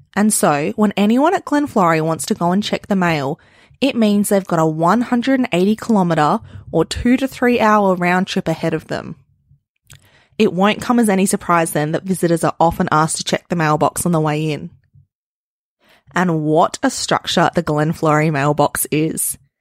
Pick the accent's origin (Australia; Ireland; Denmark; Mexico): Australia; northern Australia; us mob up here very much identify as Australian